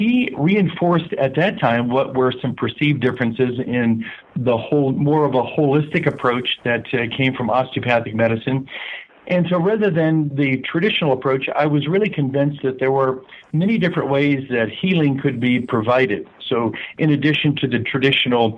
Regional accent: Southern California, United States; moved away as an adult; also born or lived in Iowa; I grew up in Southern California, and my parents were from Iowa.

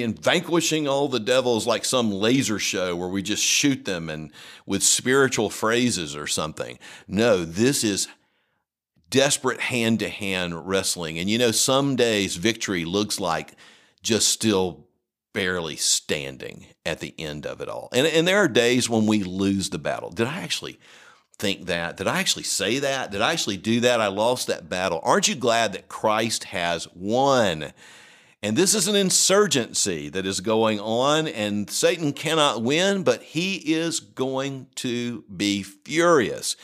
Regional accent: the South, United States; also born or lived in Colorado; as a Southerner

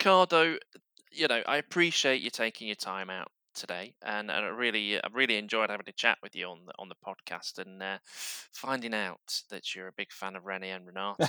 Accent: Barnsley, Yorkshire and the Humber, United Kingdom; growing up in Barnsley

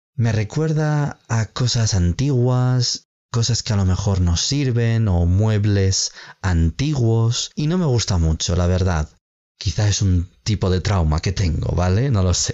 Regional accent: Spain; en España tenemos una tradición de vestir ropa interior roja en el último día del año

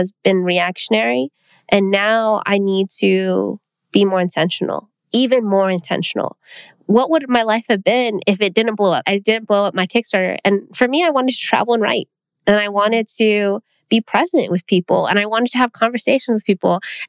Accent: Philippines; I think as a Filipino person, food is what connects the people.

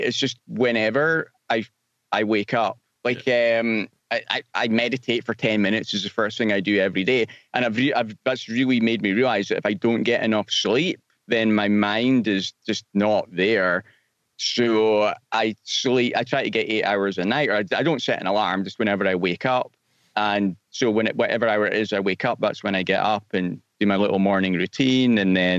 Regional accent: Scotland, United Kingdom; moved away; Yeah, I'm from Scotland originally, but I've been gone for a long time, so my accent's a bit strange now.

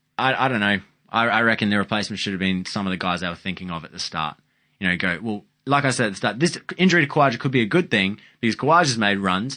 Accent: Queensland, Australia; I'd take Cutting because maybe I'm

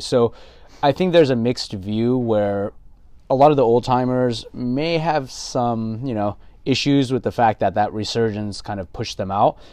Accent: Los Angeles, California, United States; also born or lived in San Gabriel / Inland Empire; born and raised in L A, native Angelino

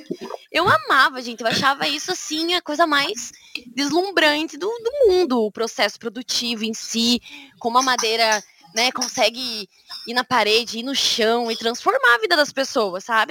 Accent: Curitiba, Paraná, Brazil; first language Portuguese; moved away as an adult; now in Groningen, Netherlands; sou curitibana, né? Na verdade, eu sou do interior do Paraná, mas cresci em Curitiba

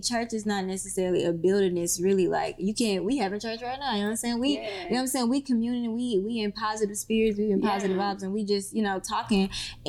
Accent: Mississippi, United States; now in Atlanta, United States; I came from Mississippi to Atlanta with absolutely nothing.

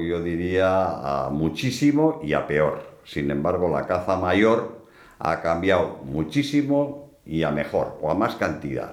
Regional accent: Bilbao, Basque Country, Spain; also born or lived in Getxo / Madrid / Los Angeles / London; yo nací en, en Guecho, en Vizcaya, el 26 de agosto de 1949, o sea que tengo 70 años, ¿eh? pero me considero no de Guecho, sino me considero más de Bilbao, donde he vivido la mayor parte de mi vida

